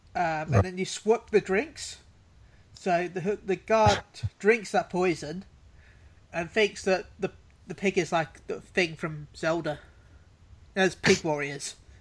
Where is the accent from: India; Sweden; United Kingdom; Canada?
United Kingdom; I'm British